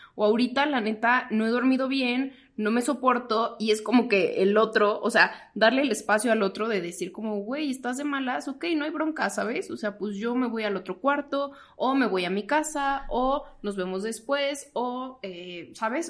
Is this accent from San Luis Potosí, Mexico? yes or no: no; Toluca, State of Mexico, Mexico; moved away as an adult; now in Mexico City, Mexico; yo soy de Toluca, entonces para mí no era opción quedarme en Toluca